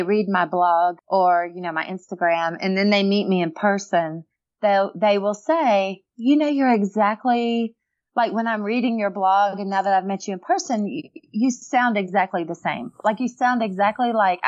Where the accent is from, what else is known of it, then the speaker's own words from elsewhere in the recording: Alabama, United States; I was from Alabama